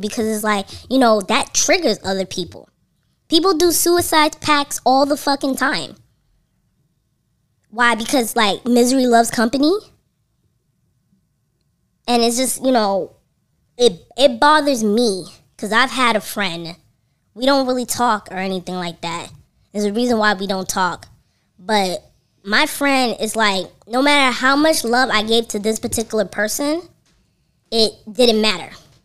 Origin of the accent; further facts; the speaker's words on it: New York City, New York, United States; as a New Yorker